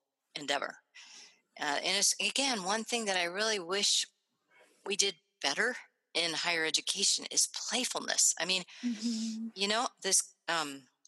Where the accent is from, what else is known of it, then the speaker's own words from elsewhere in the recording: Springfield, Ohio, United States; moved away as an adult; also born or lived in Illinois / Oregon; now in Minnesota, United States; I grew up middle class in Springfield, Ohio